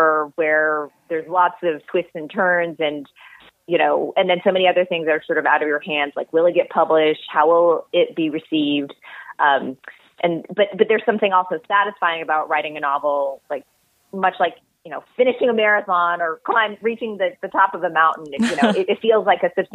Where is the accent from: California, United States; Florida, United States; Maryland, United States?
California, United States; Bay Area; I am back in the same house that I grew up